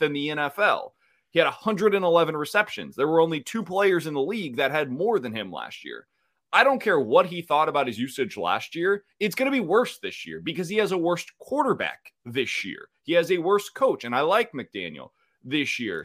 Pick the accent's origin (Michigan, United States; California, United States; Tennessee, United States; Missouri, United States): Missouri, United States; Kansas City; I love Kansas City. It's my hometown